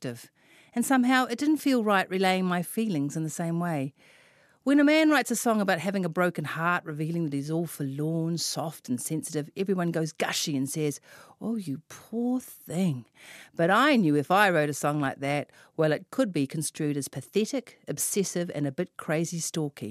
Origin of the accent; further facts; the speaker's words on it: Auckland, New Zealand; I am from West Auckland, after all.